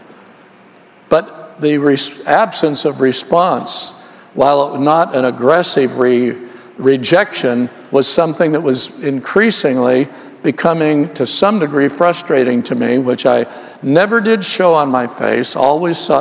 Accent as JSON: {"language": "English", "town": "Oakland", "region": "California", "country": "United States", "tie": "born or raised there", "also_born_or_lived": "Los Angeles", "said": "I was raised in Oakland, California"}